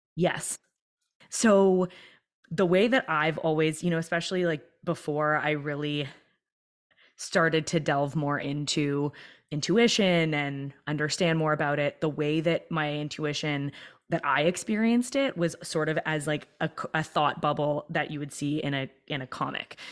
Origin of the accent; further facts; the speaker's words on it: Toronto, Ontario, Canada; I was born and raised in Toronto